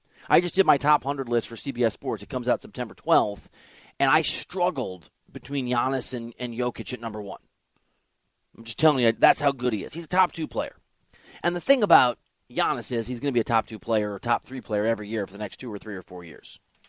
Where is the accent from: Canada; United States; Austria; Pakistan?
United States; Dubuque, Iowa; I am from Dubuque, Iowa, which borders Wisconsin, Illinois, and Iowa. I have family who are in Wisconsin, including Milwaukee, and my parents spent several years living in Green Bay